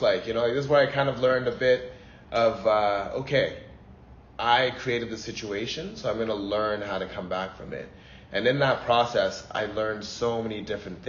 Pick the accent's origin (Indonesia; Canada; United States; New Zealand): Canada; also born or lived in Port Harcourt, Nigeria / Ghana / Singapore / Papua New Guinea; when I got to Canada, that's home, you know. I grew up there. My accent is kind of from there